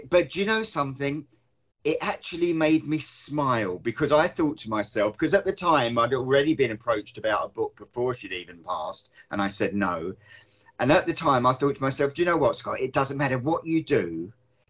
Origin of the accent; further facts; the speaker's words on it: Hove, South East England, United Kingdom; moved away as an adult; also born or lived in London; I was born in London, but we moved down to Sussex and Hove when I was four, and I stayed down there literally till I was 25